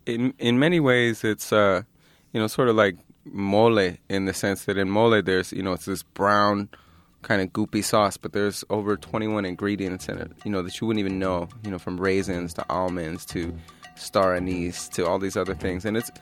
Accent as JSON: {"language": "English", "town": "Philadelphia", "region": "Pennsylvania", "country": "United States", "tie": "born or raised there", "said": "I grew up in Philadelphia."}